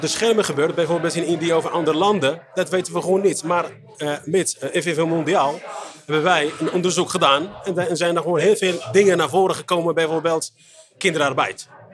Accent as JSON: {"language": "Dutch", "country": "Morocco", "moved": "yes", "lives_now": "Netherlands", "said": "ik kom uit Marokko"}